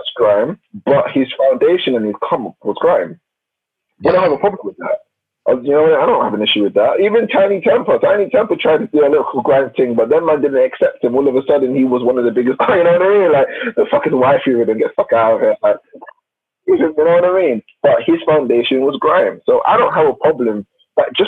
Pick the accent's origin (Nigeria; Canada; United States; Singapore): Nigeria; I'm Nigerian